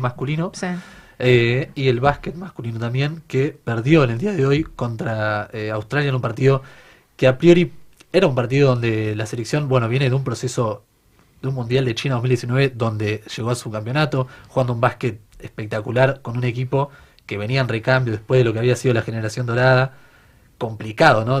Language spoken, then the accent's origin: Spanish; Argentina; como argentinos